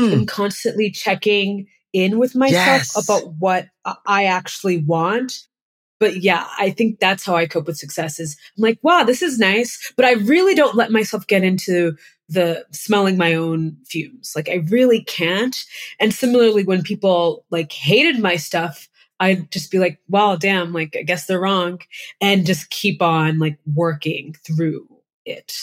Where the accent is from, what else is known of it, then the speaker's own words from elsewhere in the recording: New England, United States; I'm from New England